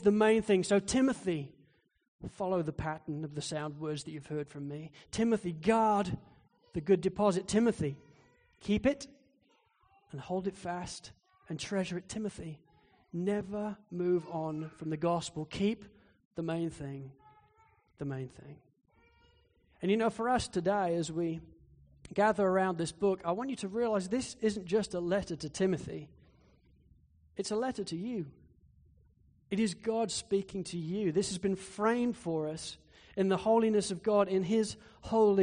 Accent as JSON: {"language": "English", "town": "Spalding", "region": "East Midlands", "country": "United Kingdom", "tie": "born or raised there", "moved": "yes", "said": "Spalding in Lincolnshire in England, which is where I grew up."}